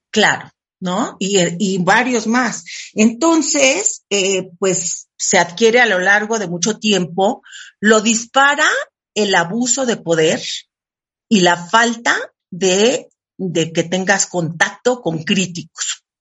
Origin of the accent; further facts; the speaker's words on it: Mexico; Yo soy súper mexicana